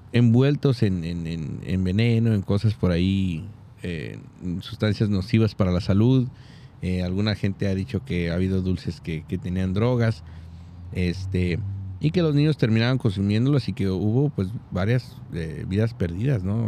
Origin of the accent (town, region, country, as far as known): Súchil, Durango, Mexico; born or raised there